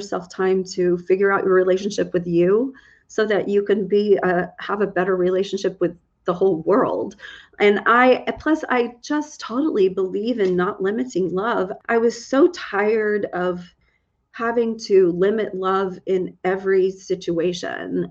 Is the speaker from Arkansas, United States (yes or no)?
no; Texas, United States; I'm from Texas.